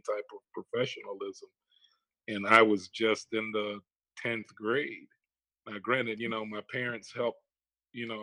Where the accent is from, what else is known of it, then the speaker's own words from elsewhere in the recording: Fort Lauderdale, Florida, United States; also born or lived in Toronto, Canada; being raised here in Fort Lauderdale, Florida